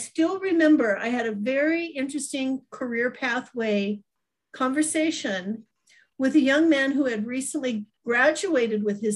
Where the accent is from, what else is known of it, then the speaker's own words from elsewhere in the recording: Denver, Colorado, United States; moved away as an adult; also born or lived in Minnesota; I grew up in Denver, Colorado.